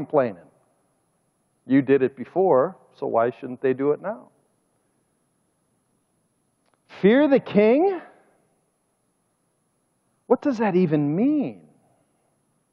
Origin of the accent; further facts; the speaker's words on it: United States; also born or lived in Russia; I'm an American